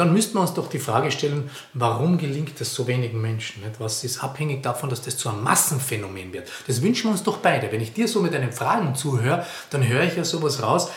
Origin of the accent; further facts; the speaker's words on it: Carinthia, Austria; moved away; Ich komme aus Kärnten, an der, direkt an der italienischen Grenze